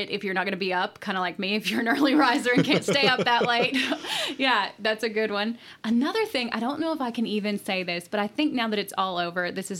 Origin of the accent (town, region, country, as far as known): Kentucky, United States; born or raised there; accent: country